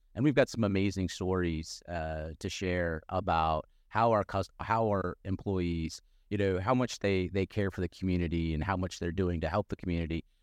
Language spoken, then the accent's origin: English; Yuma, Arizona, United States; also born or lived in Phoenix, Arizona / Tucson, Arizona; now in Peoria, United States; I grew up in Yuma, uh, Arizona, and, and, have lived in Phoenix and in Tucson